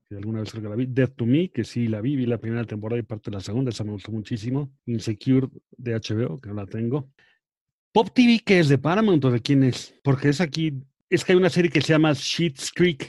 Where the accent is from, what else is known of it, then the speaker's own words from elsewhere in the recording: Acapulco, Guerrero, Mexico; de chico, pues, como vivía en Acapulco